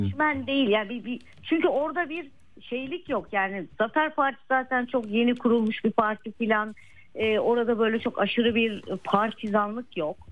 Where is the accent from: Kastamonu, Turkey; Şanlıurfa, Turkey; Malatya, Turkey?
Malatya, Turkey; moved away; Deprem bölgesi benim memleketim